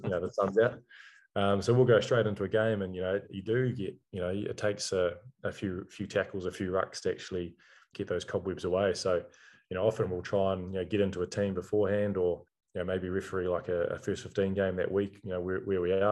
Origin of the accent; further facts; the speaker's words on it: New Zealand; being a New Zealander